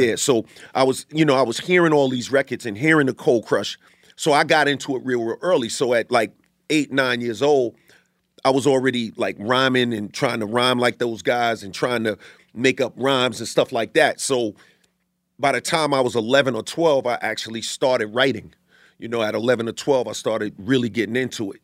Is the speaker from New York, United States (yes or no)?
yes; New York City, New York, United States; born or raised there; also born or lived in Bay Shore, Long Island, New York